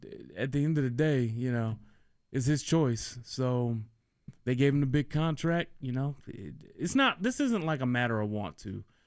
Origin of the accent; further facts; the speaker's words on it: Detroit, Michigan, United States; moved away as an adult; also born or lived in Washington, D.C.; now in Kansas City, United States; I grew up in Detroit